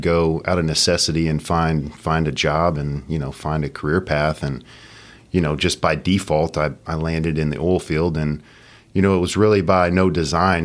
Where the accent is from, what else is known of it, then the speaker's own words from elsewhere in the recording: Katy, Texas, United States; born and raised in Katy